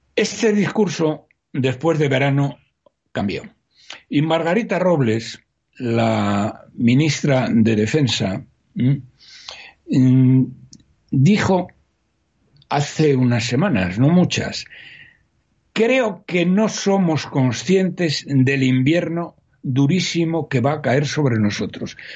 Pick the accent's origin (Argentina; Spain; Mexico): Spain; problemas que tenemos los españoles